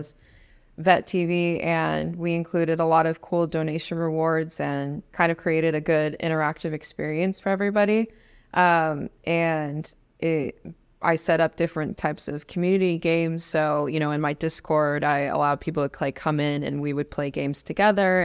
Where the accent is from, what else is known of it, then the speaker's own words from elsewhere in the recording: Los Angeles, California, United States; moved away as an adult; also born or lived in Spain / Mississippi / Washington State; I'm from Los Angeles, so I was born and raised in, in the hood in California